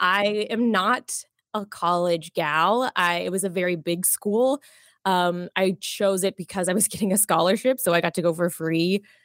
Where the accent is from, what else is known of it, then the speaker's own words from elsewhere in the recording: Jacksonville, Florida, United States; also born or lived in Miami, Florida; I was born in Miami, um, but I grew up mostly in Jacksonville, Florida, so border of Florida and Georgia